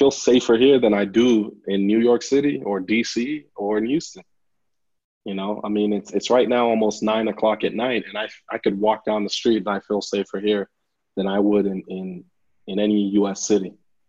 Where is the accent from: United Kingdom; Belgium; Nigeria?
Nigeria; now in Lubbock, United States; I remember that from when we first moved to the U.S. I moved from Nigeria to Lubbock, Texas, and it was quite a change, you know.